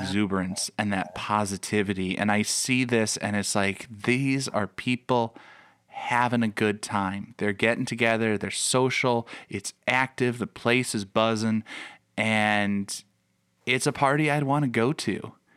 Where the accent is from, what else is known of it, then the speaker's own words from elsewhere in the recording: Chicago, Illinois, United States; I grew up in the Chicago area.